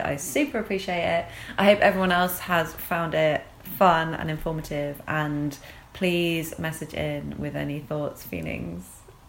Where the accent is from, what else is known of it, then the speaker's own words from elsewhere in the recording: England, United Kingdom; We're English and we disapprove.